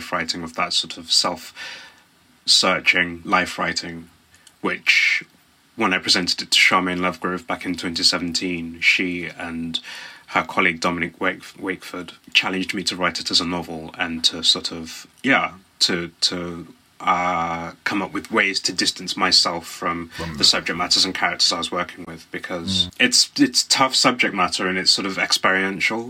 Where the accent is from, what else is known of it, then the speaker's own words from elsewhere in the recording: Black Country, West Midlands, United Kingdom; moved away as an adult; now in London, United Kingdom; So I'm from the West Midlands. I live in London now and have done for about 16 years, but I grew up in the West Midlands in a small area called the Black Country